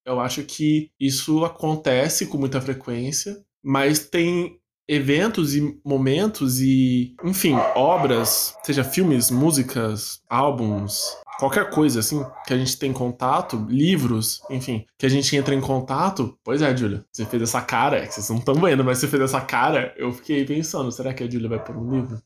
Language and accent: Portuguese; Bauru, São Paulo, Brazil; moved away as an adult; now in São Paulo, Brazil; também sou bauruense de nascença, também sou da Cidade Sem Limites